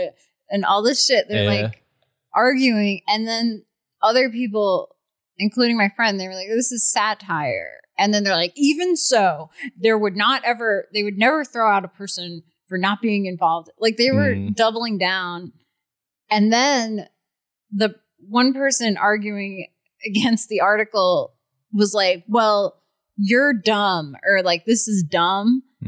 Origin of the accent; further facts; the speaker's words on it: New York, United States; I'm from New York.